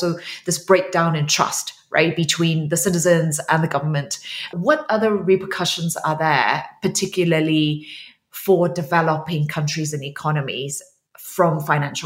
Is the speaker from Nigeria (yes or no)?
no; Myanmar; I am from Myanmar